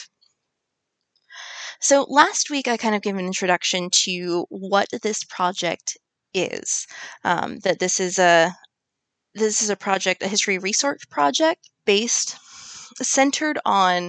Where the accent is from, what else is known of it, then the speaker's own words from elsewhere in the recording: United States; I'm an American